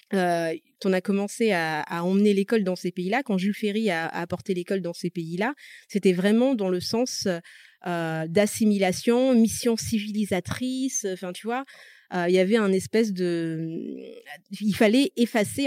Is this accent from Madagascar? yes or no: yes; Madagascar; first language Malagasy; French is a second language; now in France; je suis née à Madagascar. j'ai toujours parlé malgache. Le français n'est pas ma langue maternelle